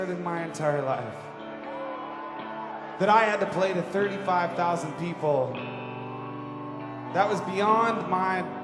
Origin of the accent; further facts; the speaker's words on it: Virginia, United States; So I grew up in Virginia, right outside of Washington, D.C. I played in a punk rock band.